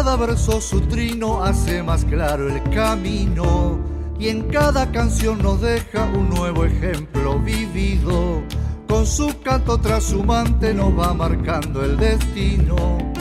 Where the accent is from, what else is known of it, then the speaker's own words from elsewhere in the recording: Brinkmann, Córdoba, Argentina; yo soy del interior de Córdoba, de Brickman más exactamente